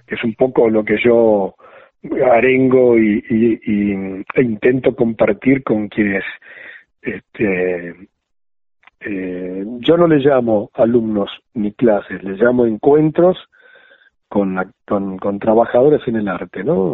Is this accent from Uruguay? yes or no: yes; Juan Lacaze, Colonia, Uruguay; born or raised there; moved away; also born or lived in Argentina